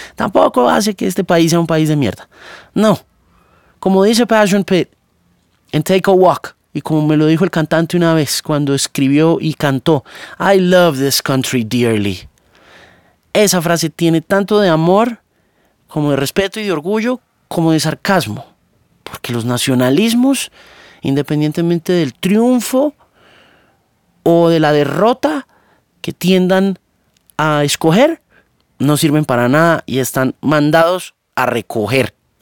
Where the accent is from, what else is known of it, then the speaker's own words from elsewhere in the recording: Colombia; moved away; also born or lived in Miami; Yo nací en Colombia, gústeme o no